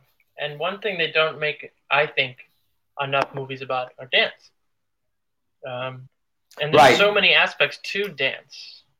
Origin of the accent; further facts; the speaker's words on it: Cleveland, Ohio, United States; and I came from Cleveland, Ohio, and I knew like Robin, and I knew Ney Mello